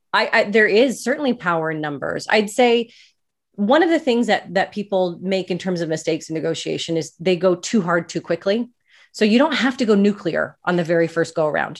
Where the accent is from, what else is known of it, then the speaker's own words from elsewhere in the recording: Canada; I'm Canadian.